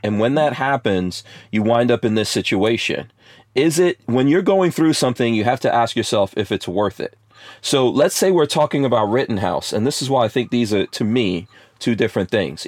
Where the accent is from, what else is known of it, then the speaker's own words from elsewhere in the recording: New York City, New York, United States; moved away; growing up in New York City and I grew up in New York in the 80s